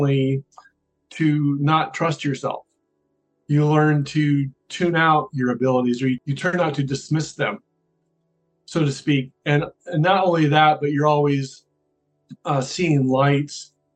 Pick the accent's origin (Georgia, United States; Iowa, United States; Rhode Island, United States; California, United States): Iowa, United States; Iowa City; I grew up in Iowa City, Iowa